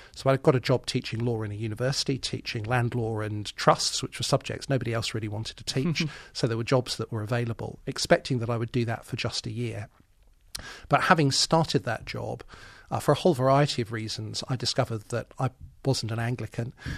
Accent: Birmingham, West Midlands, United Kingdom; moved away as an adult; Yes, I was born and brought up in Birmingham. I lived there

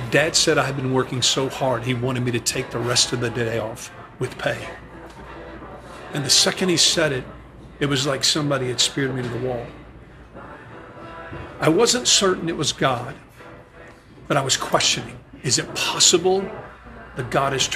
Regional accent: the South, United States; growing up in the States in the South

